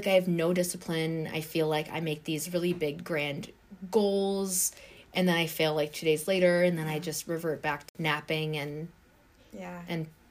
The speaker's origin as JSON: {"language": "English", "region": "Tennessee", "country": "United States", "tie": "born or raised there", "said": "I was born in Tennessee"}